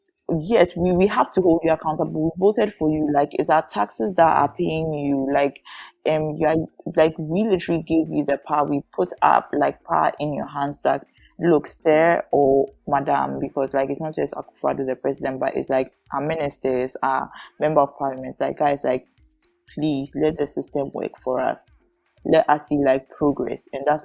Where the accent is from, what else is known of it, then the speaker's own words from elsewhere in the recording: Ghana; as a Ghanaian business owner, first time business owner, I am told that I have tax reliefs